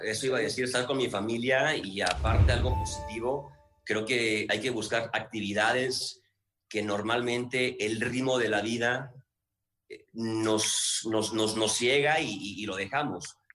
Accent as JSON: {"language": "Spanish", "town": "Guadalajara", "region": "Jalisco", "country": "Mexico", "moved": "yes", "said": "yo soy de Guadalajara"}